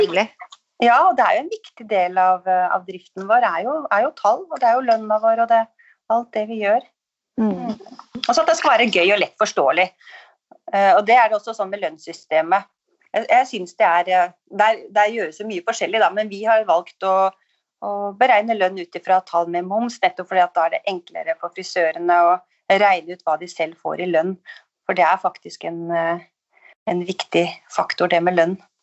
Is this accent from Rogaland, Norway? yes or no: no; Skjåk, Innlandet, Norway; also born or lived in Oslo; now in Holmestrand, Norway; Jeg er fra Skjåk oppe i Gudbrandsdalen, så jeg savna litt livet på landet